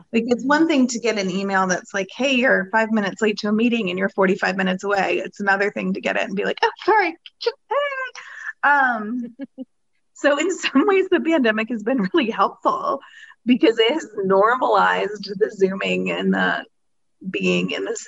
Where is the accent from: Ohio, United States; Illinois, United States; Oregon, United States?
Ohio, United States; now in Atlanta, United States; I come from the Midwest